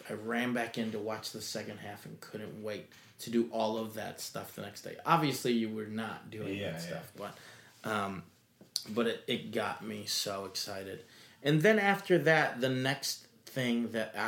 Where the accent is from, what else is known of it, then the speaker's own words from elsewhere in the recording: Michigan, United States; I'm from Michigan